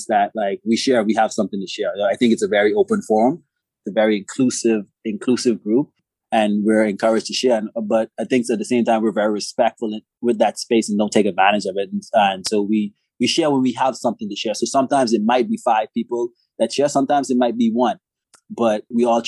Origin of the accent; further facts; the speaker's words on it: Bahamas; I'm from the Bahamas. I grew up playing fast pitch softball